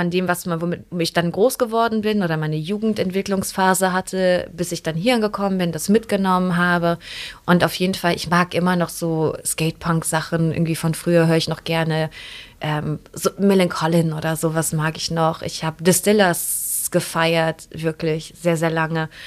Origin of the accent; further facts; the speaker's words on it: Neuss, North Rhine-Westphalia, Germany; ich bin in Neuss aufgewachsen, also was ist das, 40 Kilometer von hier.